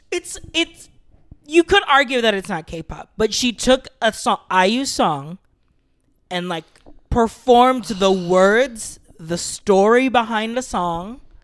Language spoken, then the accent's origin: English; Philippines; I'm Filipino